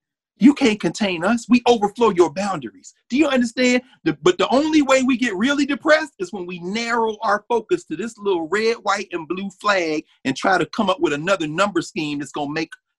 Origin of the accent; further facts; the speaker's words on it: Nashville, Tennessee, United States; I was born in Nashville.